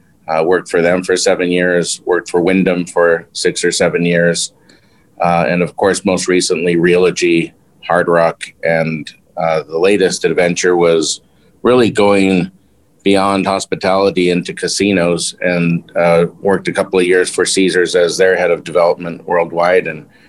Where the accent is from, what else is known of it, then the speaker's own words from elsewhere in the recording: Mexico City, Mexico; also born or lived in Long Beach; I was born in Long Beach, California, raised in Mexico, went to a Mexican and French school, and then to an American high school in Mexico City.